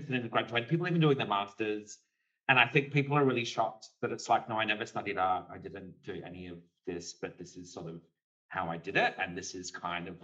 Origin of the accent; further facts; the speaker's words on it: Kalgoorlie, Western Australia, Australia; growing up in Kalgoorlie